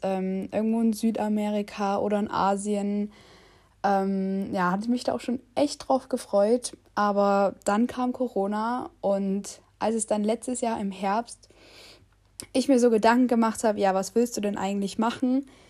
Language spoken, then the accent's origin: German; Saxony, Germany; Ich bin 19 Jahre alt und ich komme aus Sachsen